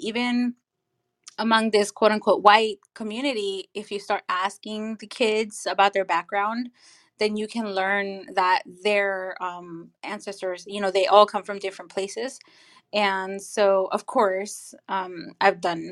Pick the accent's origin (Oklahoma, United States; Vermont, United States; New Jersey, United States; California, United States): California, United States; also born or lived in Nicaragua; I'm from Nicaragua. I came to the U.S. at the age of 7, and I grew up, for the most part, in California